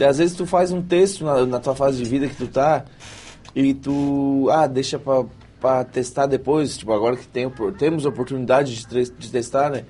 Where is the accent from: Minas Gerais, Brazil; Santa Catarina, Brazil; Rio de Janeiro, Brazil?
Santa Catarina, Brazil; Santa Rosa do Sul; also born or lived in Praia Grande; sou de Santa Rosa do Sul, nascido em Praia Grande, ou seja, eu sou da região aqui mesmo, não saí daqui